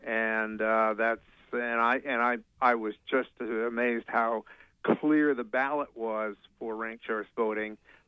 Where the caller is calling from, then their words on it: Tenants Harbor, Maine, United States; in Tennant's Harbor.